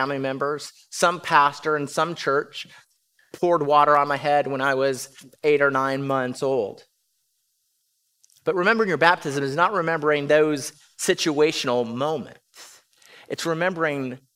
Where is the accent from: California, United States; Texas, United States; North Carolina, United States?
California, United States; now in Round Rock, United States; I was born in California